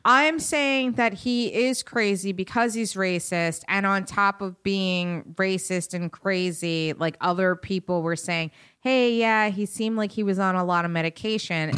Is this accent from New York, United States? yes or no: yes; Westchester, New York, United States; I'm still from Westchester